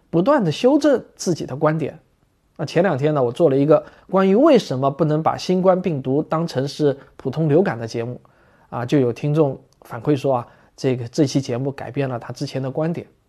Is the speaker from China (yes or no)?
yes; China; 我们中国人